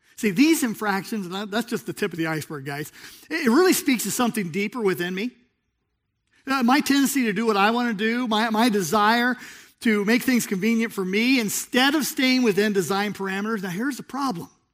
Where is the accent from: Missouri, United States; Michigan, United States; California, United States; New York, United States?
California, United States; Southern; moved away; I grew up in Southern California